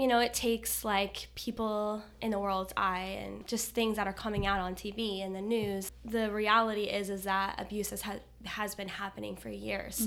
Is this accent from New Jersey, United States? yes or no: no; Kansas, United States; also born or lived in Florida; now in Fort Lauderdale, United States; I'm originally from Kansas. I moved here in Florida in two thousand eight